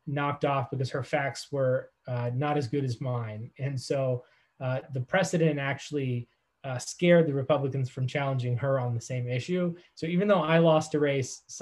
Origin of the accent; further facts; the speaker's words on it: Carbon County, Pennsylvania, United States; my hometown in Carbon County, Pennsylvania